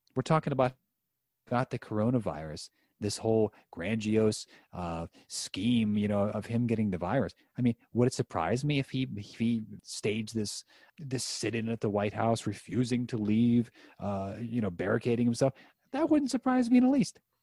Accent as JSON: {"language": "English", "region": "Western Pennsylvania", "country": "United States", "tie": "born or raised there", "said": "my hometown here in Western Pennsylvania"}